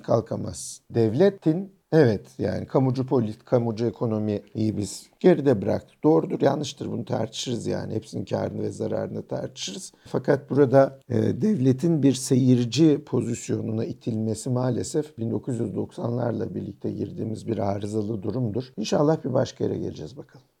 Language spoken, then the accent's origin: Turkish; Turkey; moved away; also born or lived in Austria; ben bir Türk'üm, Müslümanım